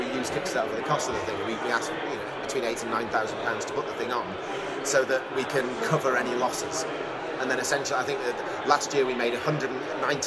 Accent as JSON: {"language": "English", "town": "Sheffield", "region": "Yorkshire and the Humber", "country": "United Kingdom", "moved": "yes", "lives_now": "East Yorkshire, United Kingdom", "said": "I'm from Sheffield originally, but I've been living in East Yorkshire for the last 20 or 30 years."}